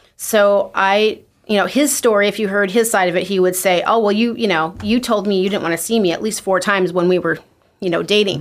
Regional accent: Twin Falls, Idaho, United States; I was born in Twin Falls, Idaho, uh, to Delbert and Norma Jean Maguire.

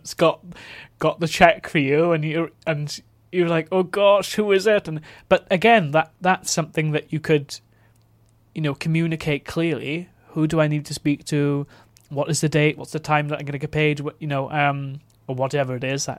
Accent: Neath, Wales, United Kingdom; moved away; also born or lived in London; I grew up in Neath in South Wales

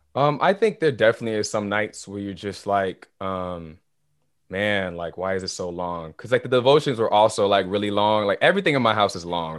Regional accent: Naples, Florida, United States; also born or lived in Haiti; I'm from, originally from Kennesaw, Haiti. So, I'm from the islands

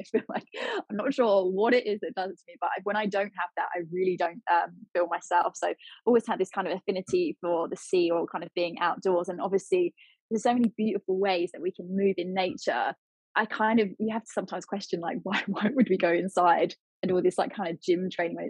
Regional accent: Portsmouth, South East England, United Kingdom; My dad was a sailor, he was in the Navy, and I grew up in Portsmouth for a little bit of my life.

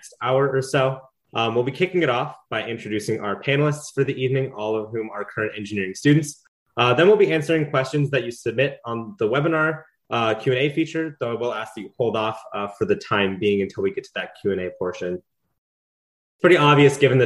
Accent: Alamo, California, United States; moved away as an adult; now in Los Angeles, United States; I'm from Alamo, California, up in the San Francisco Bay Area

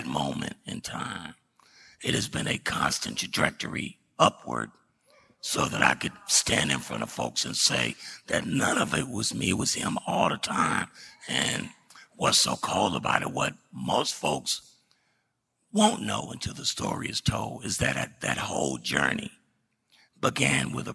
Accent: Dallas, Texas, United States; I was born in West Dallas

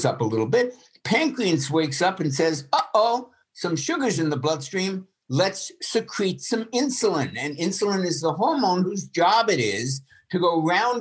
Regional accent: New York, United States; I grew up in New York

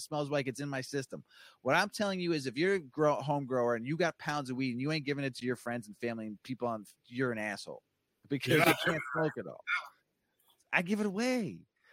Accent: West Palm Beach, Florida, United States; I grew up in West Palm Beach.

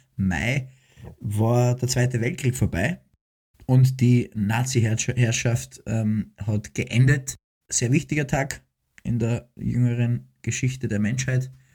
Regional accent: Austria; also born or lived in Cologne, Germany

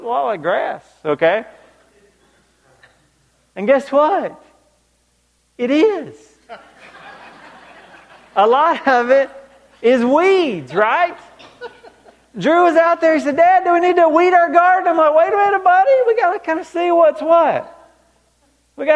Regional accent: Georgia, United States; growing up in Georgia, I mean, I was 45 minutes from the stadium

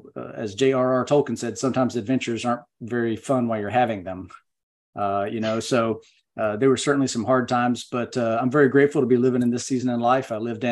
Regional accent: North Carolina, United States; also born or lived in Okinawa; But a little about me, I grew up in Western North Carolina.

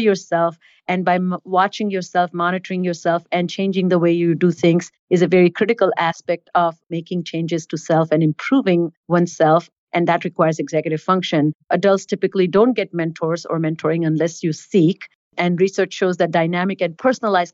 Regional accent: India; moved away; I was born and raised in India

